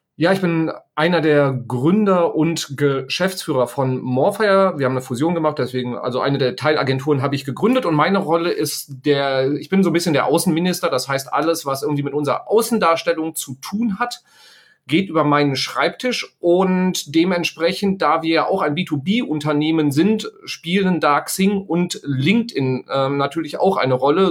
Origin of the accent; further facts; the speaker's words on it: Sauerland, North Rhine-Westphalia, Germany; ich stamme aus dem Sauerland, da kommt der Bus halt irgendwie, äh, dreimal am Tag